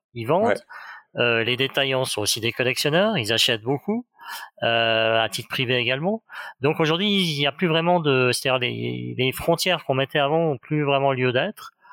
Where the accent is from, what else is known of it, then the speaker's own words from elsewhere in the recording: Geneva, Switzerland; je, viens de Genève, je viens de, de Suisse, et donc l'horlogerie finalement fait partie de notre paysage quotidien.